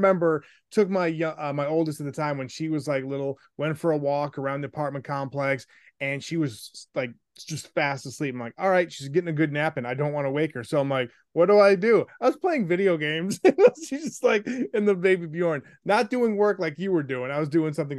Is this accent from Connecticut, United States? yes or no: no; Buffalo, New York, United States; also born or lived in South Bend; growing up in Buffalo, like my mom, God rest her soul, like, you know, loved Sabres hockey, loved Buffalo Bills. And we moved around a lot.